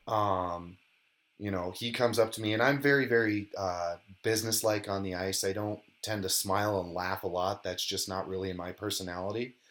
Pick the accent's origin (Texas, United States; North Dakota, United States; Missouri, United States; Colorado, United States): Colorado, United States; moved away as an adult; also born or lived in Minnesota; I grew up in Colorado